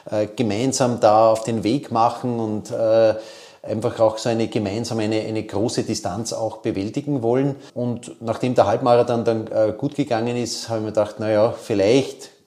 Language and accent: German; Vienna, Austria; der ist bei uns im sechsten Bezirk, wo ich aufgewachsen bin, immer zunächst einmal äh, auf, entlang der Gumpendorfer Straße äh, gegangen.